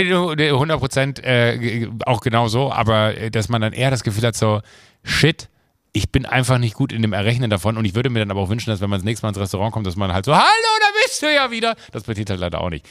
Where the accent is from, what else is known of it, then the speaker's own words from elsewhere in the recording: Rhineland, Germany; passiert mir auch manchmal als Rheinländer